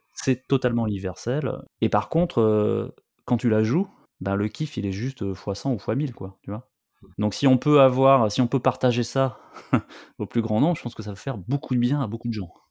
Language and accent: French; Bordeaux, Nouvelle-Aquitaine, France; je viens de Bordeaux, donc, tu vois, sur la côte